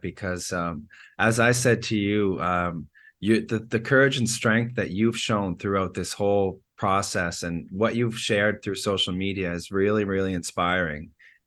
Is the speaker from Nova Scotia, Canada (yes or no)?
yes; Nova Scotia, Canada; I was from Nova Scotia